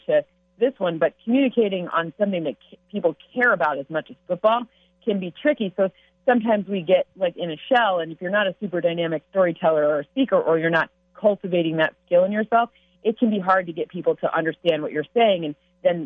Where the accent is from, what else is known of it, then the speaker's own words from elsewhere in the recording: Michigan, United States; I grew up in Michigan